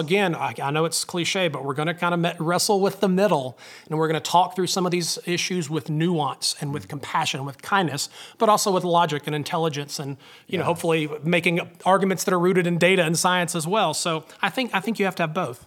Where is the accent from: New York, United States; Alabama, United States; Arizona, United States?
Alabama, United States; North; growing up in North Alabama in a small town